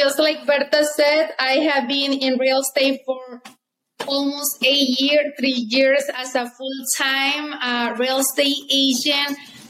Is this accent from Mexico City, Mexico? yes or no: no; Veracruz, Mexico; moved away as an adult; now in Utah, United States; I am from Mexico. I grew up in Mexico, and I have been here since 2004, so 18 years.